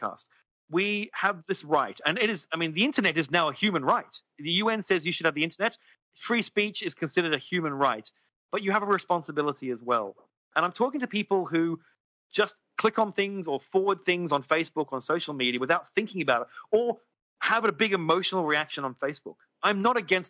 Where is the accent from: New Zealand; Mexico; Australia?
Australia; I'm an Australian.